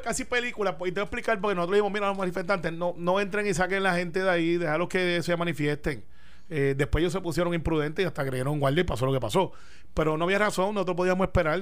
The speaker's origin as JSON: {"language": "Spanish", "country": "Puerto Rico", "tie": "born or raised there", "said": "Criado en Cantagallo"}